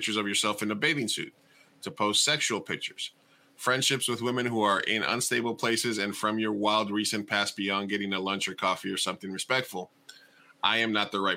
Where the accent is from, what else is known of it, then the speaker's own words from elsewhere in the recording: Texas, United States; moved away; I grew up in Texas when I was a kid